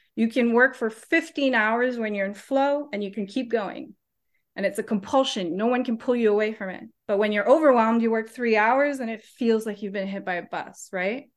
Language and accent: English; Canada; moved away as an adult; now in New Zealand; I'm Canadian